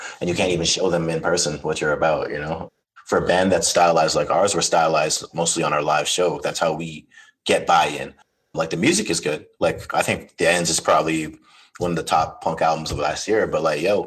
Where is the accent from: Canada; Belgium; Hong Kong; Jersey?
Canada; Toronto, Ontario; I'm from Toronto. Like, there's a lot of just scenesters here